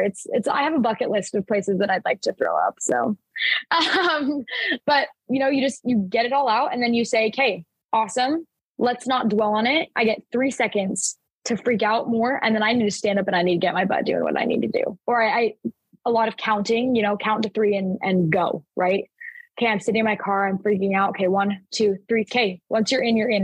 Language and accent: English; Mesa, Arizona, United States; also born or lived in Gilbert, Arizona; We moved from Gilbert, Arizona to Mesa, Arizona. And so I, I started a new school. It was like halfway through kindergarten.